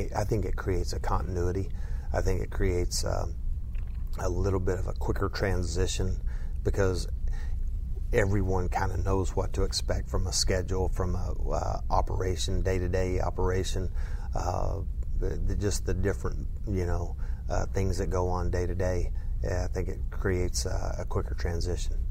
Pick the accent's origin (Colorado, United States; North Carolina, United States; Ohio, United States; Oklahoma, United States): Oklahoma, United States; southwest; now in Lubbock, United States; grew up in southwest Oklahoma